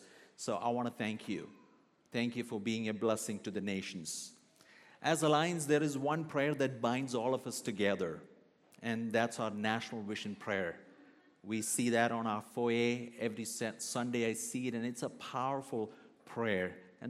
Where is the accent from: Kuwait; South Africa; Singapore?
Kuwait; also born or lived in Kerala, India; now in Calgary, Canada; I was born in the southern state of India called Kerala, but I was raised in Kuwait. My dad was pastoring a church in Kuwait for many years, so most of my teenage years is spent in Kuwait.